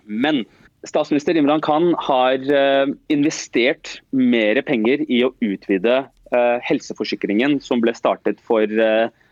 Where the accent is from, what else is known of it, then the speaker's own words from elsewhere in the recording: Oslo, Norway; jeg er som sagt født og oppvokst eh, øst i Oslo, eh, på Stovner. det er der jeg har bodd hele livet mitt, og jeg bor der fortsatt